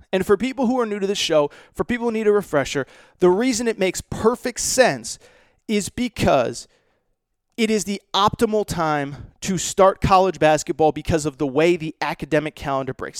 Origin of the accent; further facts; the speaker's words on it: Connecticut, United States; Mohegan Sun, which is not far from where I grew up in Connecticut